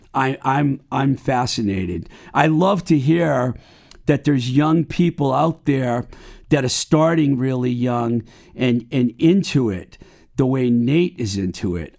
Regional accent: Webster, United States; now in Somerville, United States; my hometown of Webster

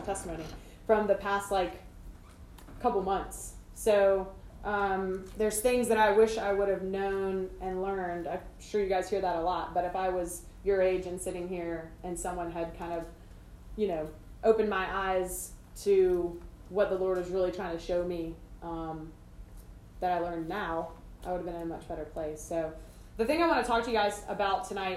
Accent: Greenville, South Carolina, United States; I grew up here in Greenville

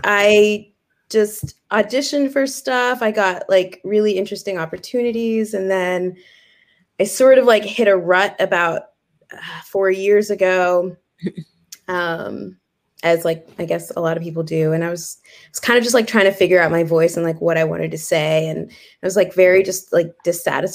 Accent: Vancouver, British Columbia, Canada; also born or lived in Kenya; I grew up in Vancouver

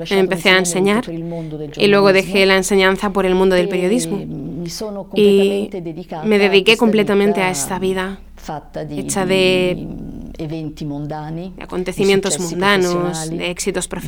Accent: Italy; de origen italiano y vivo en el norte de Italia, en medio de los Alpes.

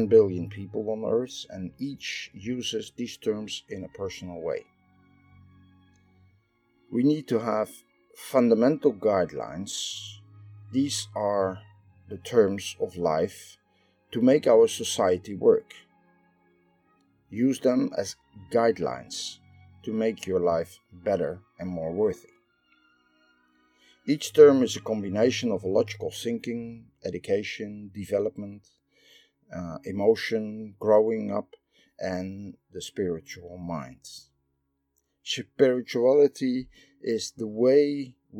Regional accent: Netherlands; I am from the Netherlands

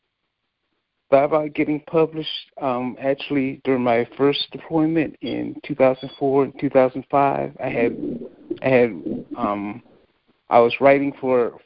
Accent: North Carolina, United States; also born or lived in Milledgeville, Georgia; I'm from North Carolina.

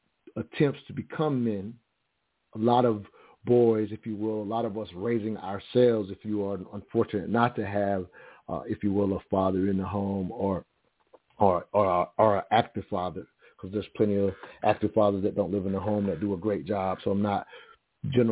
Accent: South Carolina, United States; Growing up in the South, which I mentioned earlier, South Carolina, three-stoplight town

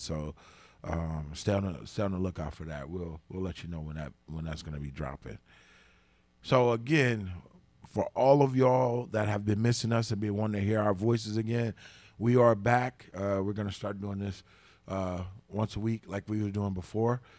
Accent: the South, United States; I'm from the South too

